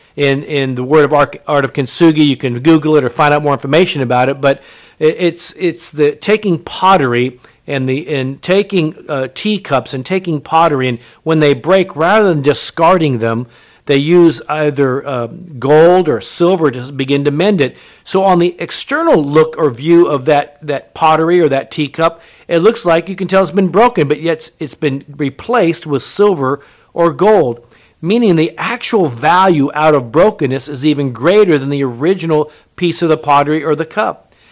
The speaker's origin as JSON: {"language": "English", "country": "Japan", "tie": "born or raised there", "said": "I was born in Japan. My mother was Japanese"}